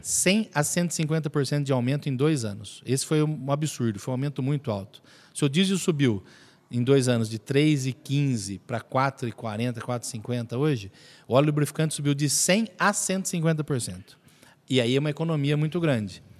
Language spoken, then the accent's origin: Portuguese; Mogi Mirim, São Paulo, Brazil; now in Araras, Brazil; Eu sou nascido em Mojimirim